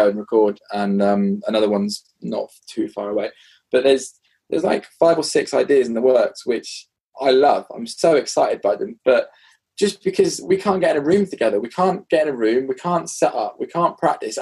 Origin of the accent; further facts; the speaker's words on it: United Kingdom; I remember being really British